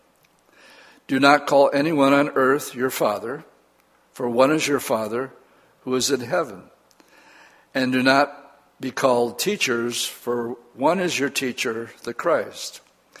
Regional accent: United States

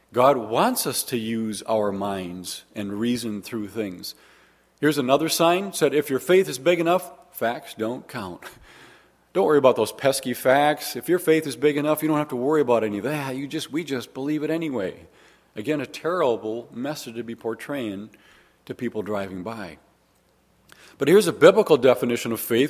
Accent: Waukesha, Wisconsin, United States; also born or lived in Arkansas; I'm actually just from Waukesha, not that exciting

